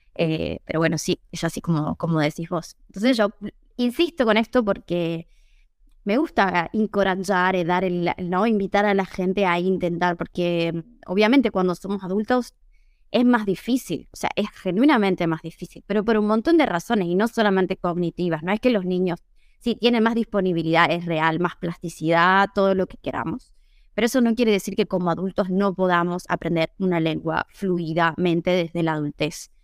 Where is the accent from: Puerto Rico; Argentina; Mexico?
Argentina; San Miguel de Tucumán, Tucumán; first language Spanish; moved away as an adult; also born or lived in Italy; now in Seville, Spain; Yo soy de Tucumán. No sé si la tienen tanto en el mapa. Es una ciudad, yo diría que es la cuarta ciudad más grande de Argentina